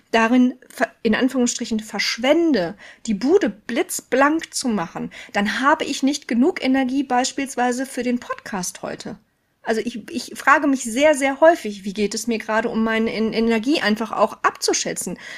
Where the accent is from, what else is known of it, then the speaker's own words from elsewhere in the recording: North Rhine-Westphalia, Germany; Ich war, ähm, also ich komme aus dem Ruhrgebiet. Ich habe in Stuttgart geschult.